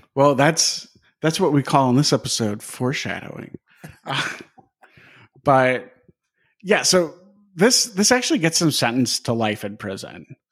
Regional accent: Wisconsin, United States; I grew up in Wisconsin

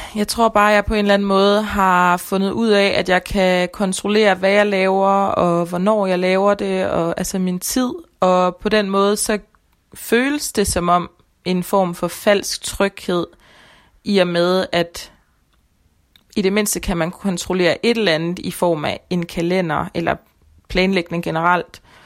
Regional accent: Denmark; Jeg føler, at jeg rigtig kommer fra Danmark

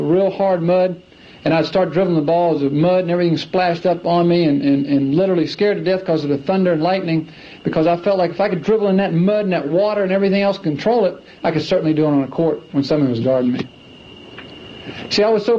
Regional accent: Clemson, South Carolina, United States; I grew up in Clemson, South Carolina

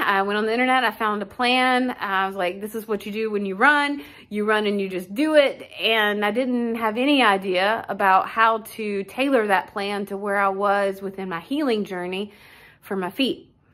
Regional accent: Wichita, Kansas, United States; I'm from Wichita, Kansas.

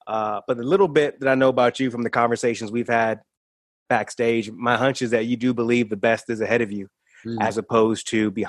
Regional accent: Michigan, United States; I grew up in Michigan watching WGN.

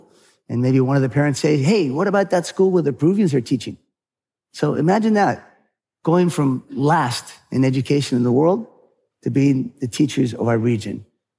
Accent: California, United States; And then I grew up partly in California.

